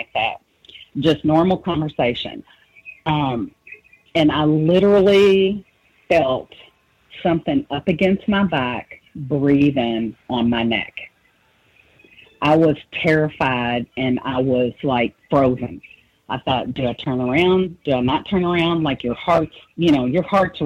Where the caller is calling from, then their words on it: Louisville, Kentucky, United States; I'm calling from Louisville, Kentucky.